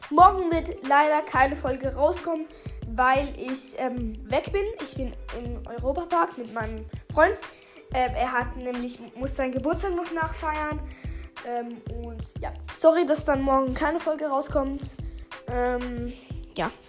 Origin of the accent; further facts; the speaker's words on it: Switzerland; accent: Swiss; Ja, sorry, ich habe ein bisschen einen Schweizer Akzent.